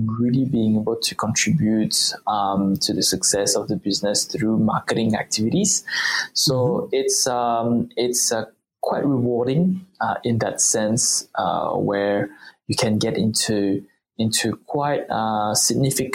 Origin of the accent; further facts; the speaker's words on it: France; moved away as an adult; also born or lived in Australia / Singapore; French, but born to Chinese Cambodian parents. I've been growing up in France.